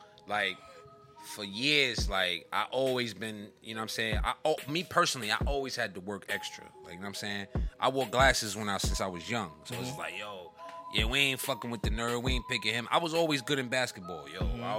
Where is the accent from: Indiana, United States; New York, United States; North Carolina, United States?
New York, United States; New York City; I'm not Jersey. I'm not from Jersey. I'm from Brooklyn.